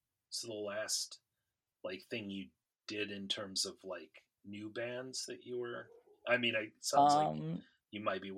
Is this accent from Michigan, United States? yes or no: yes; Michigan, United States; moved away; also born or lived in Chicago; when I go to Michigan, where I'm originally from